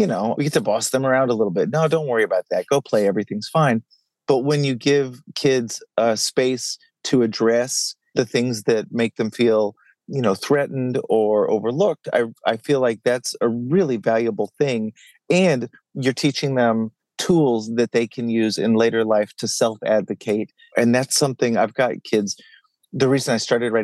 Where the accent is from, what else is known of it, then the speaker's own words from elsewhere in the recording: Dallas, Texas, United States; I grew up in Dallas, and I'm the oldest of three kids